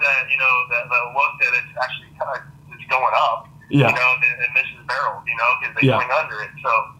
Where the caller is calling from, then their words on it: Orlando, Florida, United States; Yeah, I'm here in Orlando, Florida.